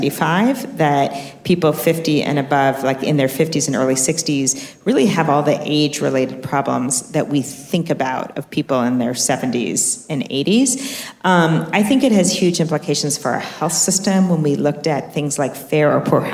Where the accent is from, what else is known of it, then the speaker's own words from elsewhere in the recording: New York, United States; now in California, United States; I'm a New Yorker, if you can't tell by how fast I talk.